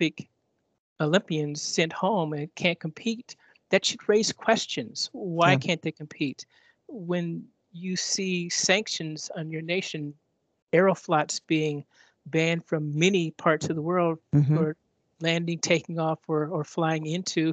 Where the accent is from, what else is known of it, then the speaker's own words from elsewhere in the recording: United States; I'm an American